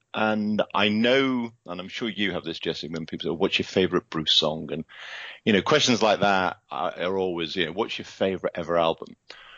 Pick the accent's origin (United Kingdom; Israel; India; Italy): United Kingdom; Liverpool, North West England; born there; accent: British; moved away as an adult; now in Seattle, United States; Okay, so I'm, as you can hear from the accent, I'm a Brit. I currently live in Seattle and have for the last 7 years with my wife, Laura.